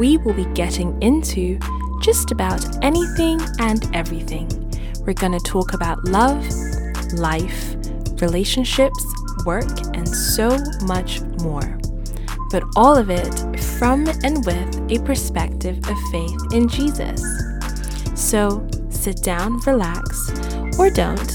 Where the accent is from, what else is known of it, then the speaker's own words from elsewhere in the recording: United Kingdom; also born or lived in Nigeria (heritage); now in London, United Kingdom; I am Nigerian British.